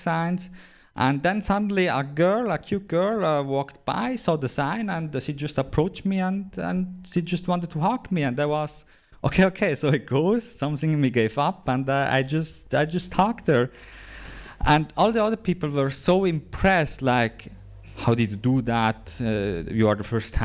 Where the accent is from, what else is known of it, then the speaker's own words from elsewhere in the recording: Switzerland; I'm visiting from Switzerland. I'm a comedian from Switzerland